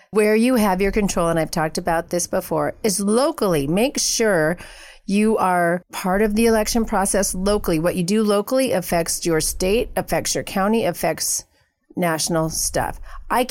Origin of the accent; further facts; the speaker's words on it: Oregon, United States; moved away; I come from Oregon